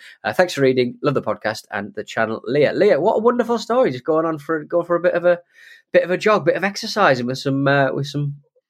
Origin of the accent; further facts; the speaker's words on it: Louisiana, United States; When I told them I was from Louisiana, two or three of the old men started singing a weird old song called